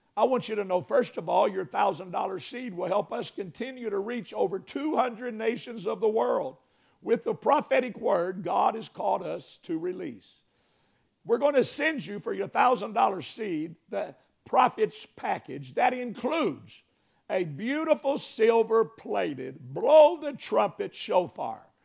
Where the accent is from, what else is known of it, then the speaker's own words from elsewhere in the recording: Arkansas, United States; I am from Arkansas.